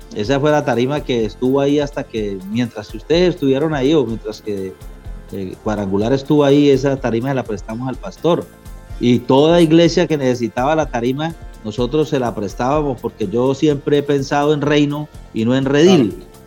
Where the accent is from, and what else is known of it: Colombia; moved away as an adult; also born or lived in Maracay, Venezuela / Ciudad Ojeda, Venezuela